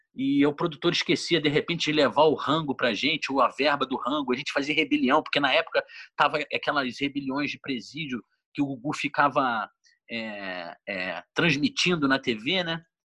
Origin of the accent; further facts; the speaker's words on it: Petrópolis, Rio de Janeiro, Brazil; moved away as an adult; now in São Paulo, Brazil; a gente é de Petrópolis